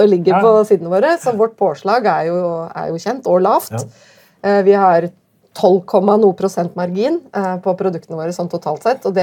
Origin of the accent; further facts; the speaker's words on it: Tromsø, Troms, Norway; born or raised there